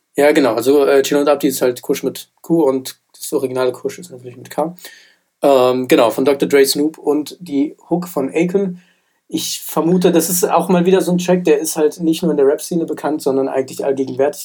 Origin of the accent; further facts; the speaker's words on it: Frankfurt, Hesse, Germany; ich bin ja in Frankfurt aufgewachsen